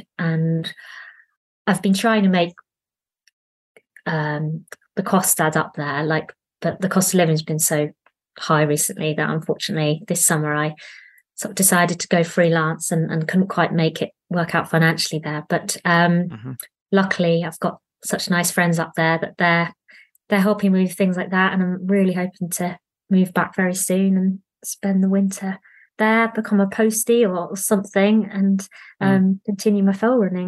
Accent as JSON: {"language": "English", "region": "East of England", "country": "United Kingdom", "tie": "born there", "said": "Yeah, so I was born in Essex."}